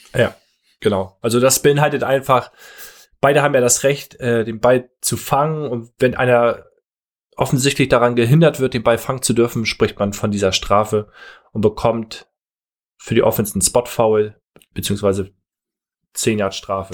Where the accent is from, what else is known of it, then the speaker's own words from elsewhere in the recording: Northern Germany, Germany; Als Norddeutscher